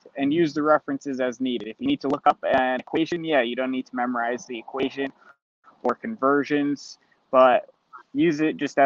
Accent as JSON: {"language": "English", "area": "Orange County", "region": "New York", "country": "United States", "tie": "born or raised there", "said": "in my hometown, so it's close to home"}